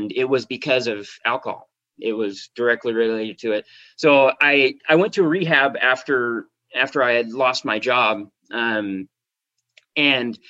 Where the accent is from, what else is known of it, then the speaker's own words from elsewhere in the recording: Spokane, Washington, United States; moved away as an adult; now in San Diego, United States; I was working as an auto mechanic in Spokane, Washington, which is my hometown.